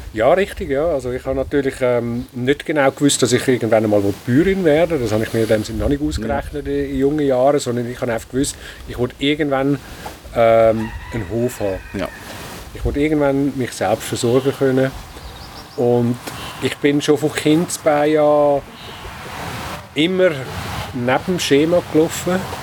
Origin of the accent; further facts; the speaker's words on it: Wädenswil, Zurich, Switzerland; Ich bin in Wetterschwil aufgewachsen